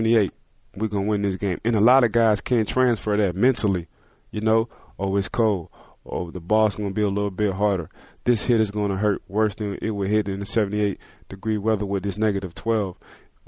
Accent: New Orleans, Louisiana, United States; I like talking slang because I'm from New Orleans

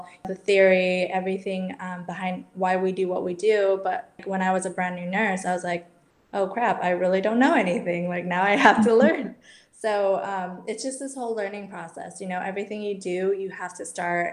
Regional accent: United States; moved away as an adult; also born or lived in Barcelona, Spain; growing up in the States and moving to Europe

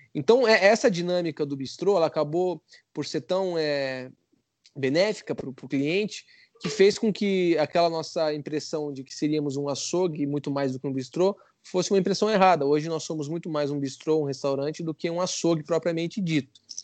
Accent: Curitiba, Paraná, Brazil; eu sou de Curitiba

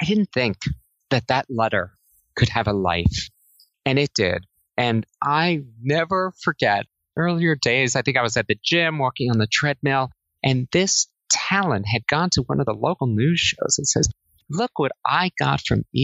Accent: New Jersey, United States; moved away as an adult; also born or lived in Singapore; I grew up in New Jersey and I went to college in New Jersey

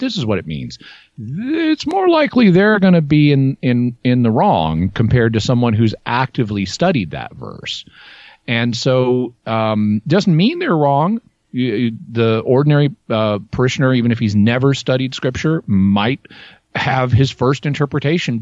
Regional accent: Arkansas, United States; I grew up in Arkansas

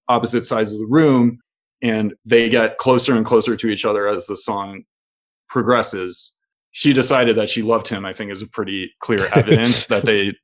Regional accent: Midwest, United States; someone who grew up in the Midwest

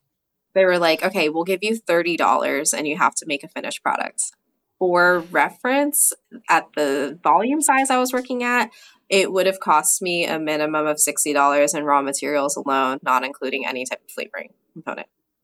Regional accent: New Jersey, United States; Being from New Jersey, I had to pick something that was, you know, kind of harkens back to my home state.

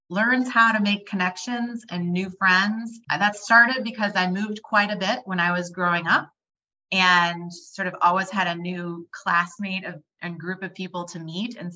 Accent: Dallas, Texas, United States; also born or lived in Midwest; I grew up moving a lot. So I grew up in the Midwest a few places. And then I ended up actually doing high school in Dallas, Texas. And that's where my parents have stayed.

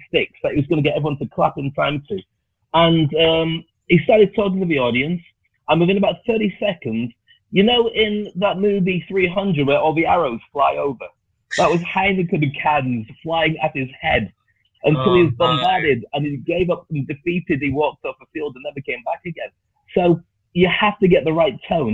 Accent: the north of England, United Kingdom; moved away; also born or lived in Scotland / Dubai; I was a black kid growing up in the north of England. Actually, I grew up in Scotland, then I went to the north of England.

